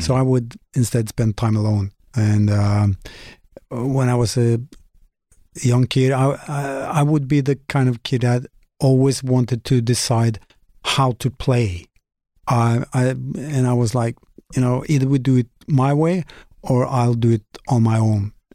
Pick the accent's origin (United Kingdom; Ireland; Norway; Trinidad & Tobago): Norway; Molde, Møre og Romsdal; English is a second language; mostly in Molde, my hometown.